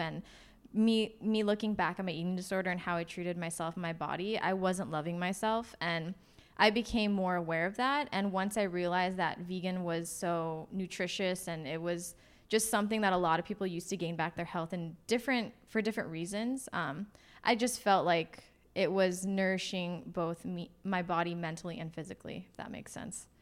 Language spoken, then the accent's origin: English; Los Angeles, California, United States; moved away as an adult; also born or lived in Portland area; now in Portland, United States; I grew up in Los Angeles.